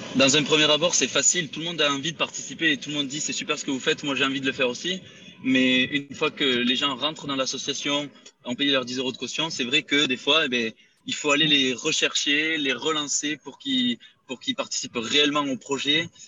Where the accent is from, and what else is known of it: Rodez, Occitania, France; moved away as an adult; now in Spain